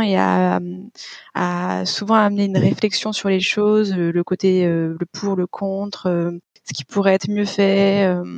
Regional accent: Lyon, Auvergne-Rhône-Alpes, France; moved away as an adult; now in Paris, France; C'est aussi comme ça que j'ai je suis montée sur Paris parce que sinon je suis de Lyon

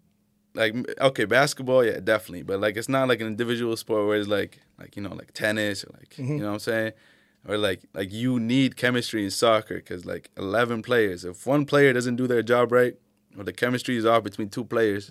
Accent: Manchester, New Hampshire, United States; Yeah, and Keene, like growing up in Manch, you know about Keene, trust me.

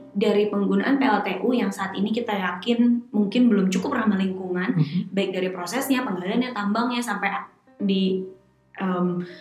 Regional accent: Palopo, South Sulawesi, Indonesia; nih kayak gue, gue dari Palopo, Sulawesi Selatan. Gue pengen ah bangun desa uh, eh, Larompong

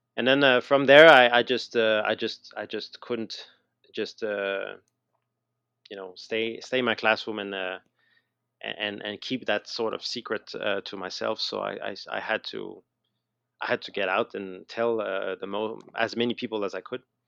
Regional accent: Montreal, Quebec, Canada; moved away as an adult; now in Billund, Denmark; you might have noticed I have, still have a little accent, I guess, uh, so I'm from, I'm from Montreal, I'm from Canada

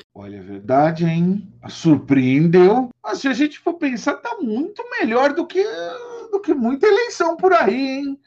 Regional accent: São Paulo, Brazil; now in Araraquara, Brazil; nascido em São Paulo

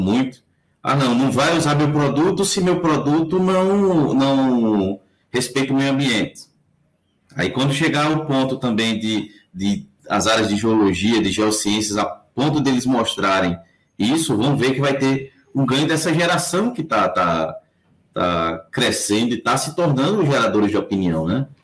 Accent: Northeast Region, Brazil; accent: nordestino; Eu sou nordestino, tenho meu sotaque muito forte

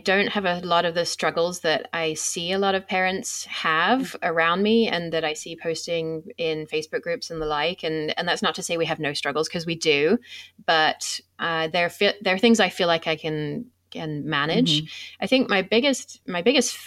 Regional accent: England, United Kingdom; moved away; I come from England

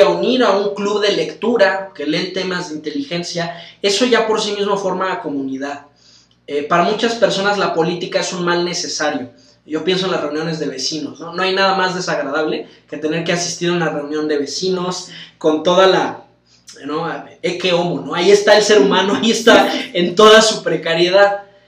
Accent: Mexico; yo como mexicano quiero que, mis hijos y mis amigos crezcan en un país eh, en paz

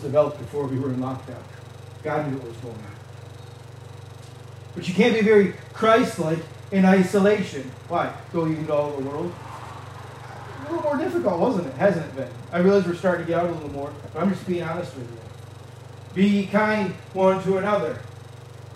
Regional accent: Canada; moved away; also born or lived in Michigan; I realize I'm from Michigan. And I realize I grew up in Canada

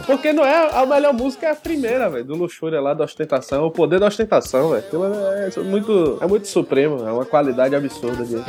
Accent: Brazil; moved away as an adult; depois que eu saí do Brasil

